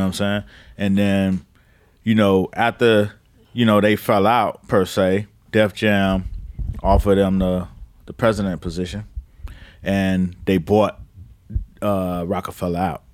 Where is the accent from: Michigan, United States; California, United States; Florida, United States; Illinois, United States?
Florida, United States; Miami; now in New York, United States; I'm from Miami. Mama from Georgia